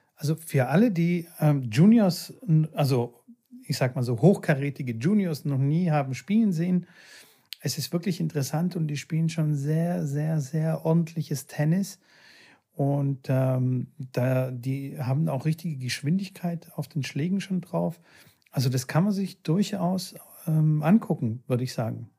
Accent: Bulgaria; moved away; meine alte Heimat

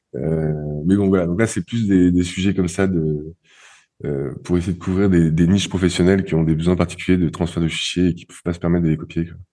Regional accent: France; now in Barcelona, Spain; je suis français

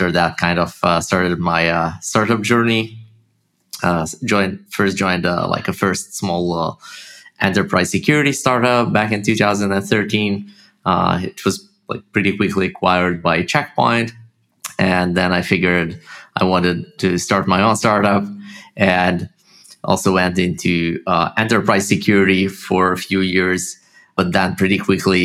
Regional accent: Haifa, Haifa District, Israel; accent: Russian; also born or lived in Russia; I grew up in Israel, in Haifa, it's the north

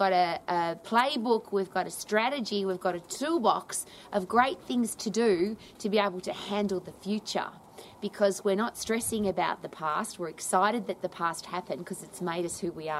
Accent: Australia; I was brought up in Australia

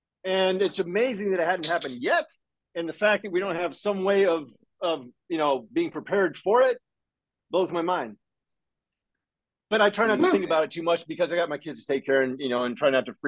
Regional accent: Florida, United States; different characters and stuff from, you know, growing up in Northwest Florida and shit, combining them

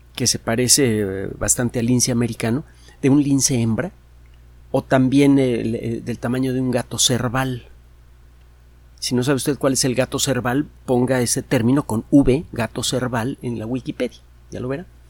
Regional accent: Mexico; a uno como mexicano

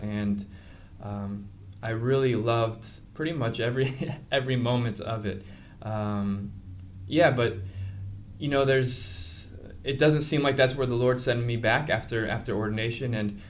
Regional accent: Anaheim, California, United States; moved away as an adult; also born or lived in Honduras; now in New York, United States; I'm originally grew up in Orange County, California, Anaheim, right by Disneyland

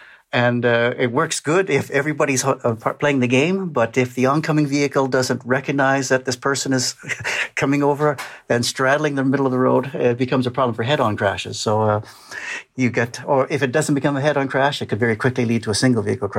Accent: Western Canada, Canada; moved away; I'm a Canadian by birth, grew up in Western Canada

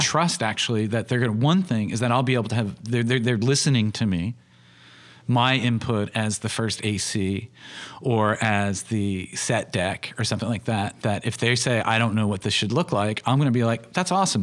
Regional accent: United States; I'm doing it as an American filmmaker working in a, in a U K perspective

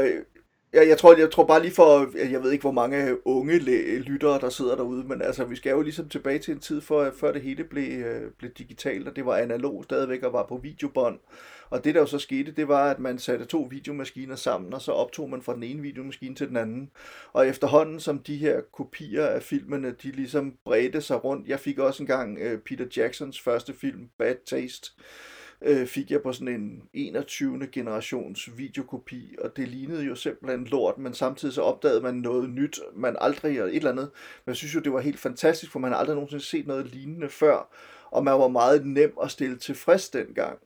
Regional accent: Silkeborg, Central Denmark Region, Denmark; jeg kommer fra Silkeborg oprindeligt, og boede i Silkeborg i min gymnasietid fra slutningen af 80'erne til, til, til starten af 90'erne

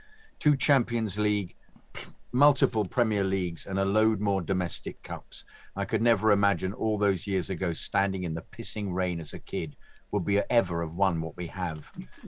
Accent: Kennington, London, United Kingdom; but I was raised in Kennington and spent my life at the Bridge.

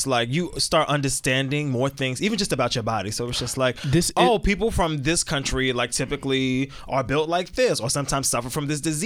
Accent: New York City, New York, United States; even if I moved away from Brooklyn for 50 years, I would still be like, oh, like Brooklyn's home

